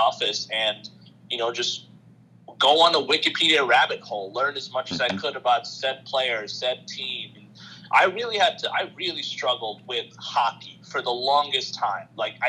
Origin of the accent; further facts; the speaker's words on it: Queens, New York, United States; born there; also born or lived in Bangladesh; My family's from Bangladesh, so that's where I lived from 2003 to 2013. And I was born in Queens, so before we moved to Bangladesh or moved back there, I was familiar with basketball.